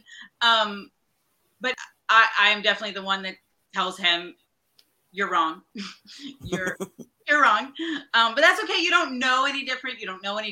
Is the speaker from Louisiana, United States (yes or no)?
yes; Fort Polk, Louisiana, United States; moved away; I am from Fort Polk.